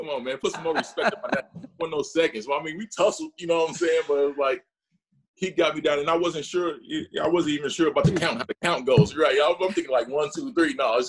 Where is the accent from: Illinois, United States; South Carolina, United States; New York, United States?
Illinois, United States; North Chicago; moved away; also born or lived in Waukegan, Illinois / San Diego; I'm from North Chicago. I mean, we don't have a hospital, so maybe I was technically born in Waukegan.